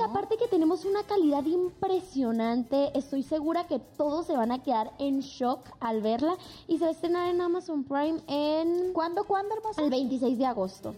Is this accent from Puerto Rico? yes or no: no; Mazatlán, Sinaloa, Mexico; de donde soy yo, que es Mazatlán